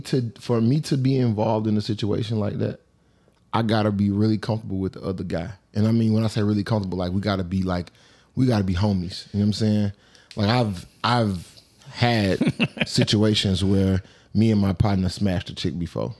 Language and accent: English; Atlanta, Georgia, United States; I'm from Atlanta